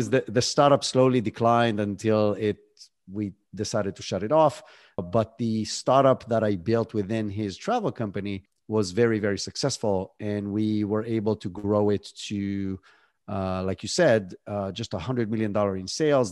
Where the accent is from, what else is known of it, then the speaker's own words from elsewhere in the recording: Israel; moved away as an adult; now in United States; I was born and raised in Israel, that's where the accent is from